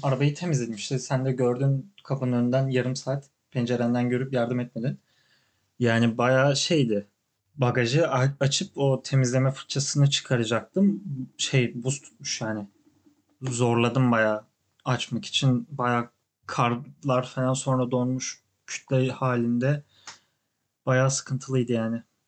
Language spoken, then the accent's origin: Turkish; Turkey; also born or lived in Canada; now in New York, United States; ben Türk'üm